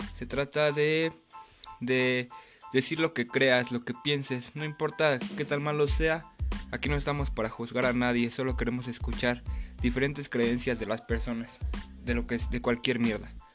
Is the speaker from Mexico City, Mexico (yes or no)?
yes; Mexico City, Mexico; soy de Tláhuac, Ciudad de México